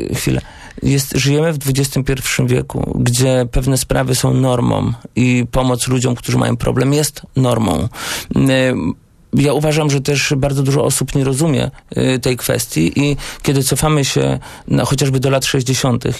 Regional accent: Błaszki, Łódź Voivodeship, Poland; u nas w Błaszkach, gdzie byłem radnym

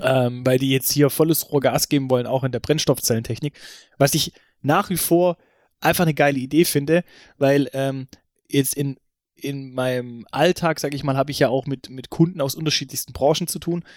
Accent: Stuttgart, Baden-Württemberg, Germany; bei uns in Stuttgart

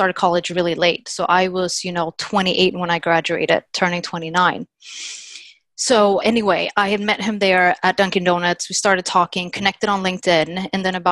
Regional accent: Sweden; moved away as an adult; also born or lived in Littleton, Massachusetts, United States; now in United States; originally I'm from Sweden. And before I moved from Sweden to US

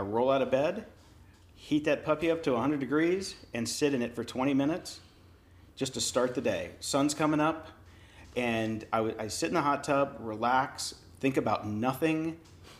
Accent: Pittsburgh, Pennsylvania, United States; I'm from Pittsburgh

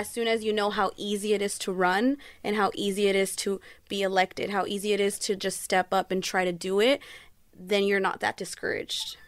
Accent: Fontana, California, United States; I am from Fontana, California

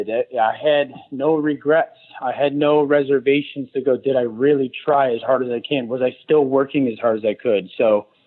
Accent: Connecticut, United States; growing up in Connecticut

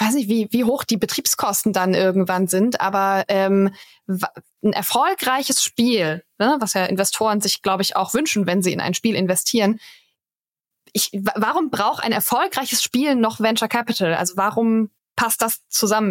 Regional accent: Karlsruhe area, Baden-Württemberg, Germany; Ich komme da aus der Gegend.

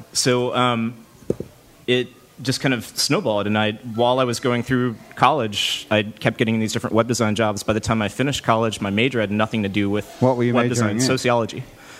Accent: Baton Rouge, Louisiana, United States; Baton Rouge, Louisiana.

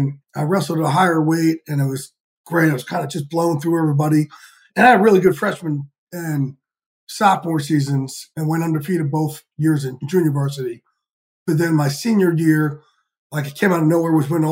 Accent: outside of New York City, New Jersey, United States; I like to say I grew up outside of New York

